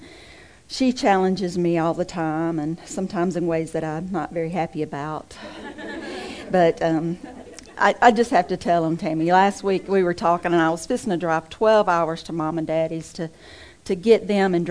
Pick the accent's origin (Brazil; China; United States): United States; Mississippi; moved away; I'm originally from Mississippi